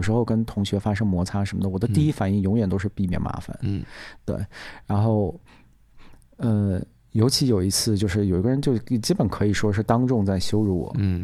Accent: China; 我们中国人

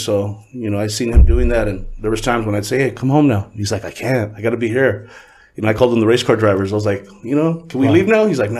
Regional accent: Huntington Park, California, United States; also born or lived in Lynwood, California / South Gate, California / Downey, California; We're from Huntington Park. I was born in Linwood. Pops is from the hood. So we bounced from Southgate to Linwood to Southgate to Huntington Park. And then we, when we thought we came up, we moved to Downey.

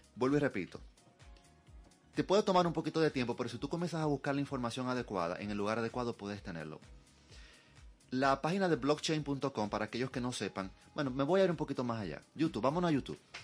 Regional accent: Dominican Republic; nosotros como dominicanos

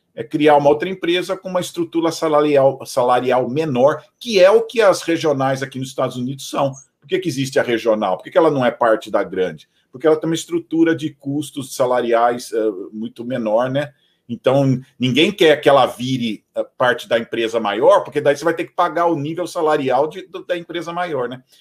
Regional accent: São Paulo, Brazil; now in Atlanta, United States; eu sou, eu sou de São Paulo

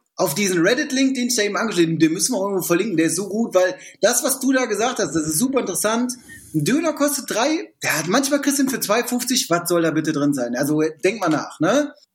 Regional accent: Düsseldorf, North Rhine-Westphalia, Germany; wir sind Düsseldorfer

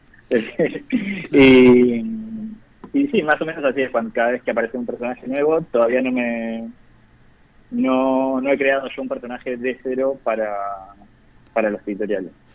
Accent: Zárate, Buenos Aires Province, Argentina; now in Buenos Aires, Argentina; Yo soy de Zárate originalmente, provincia de Buenos Aires

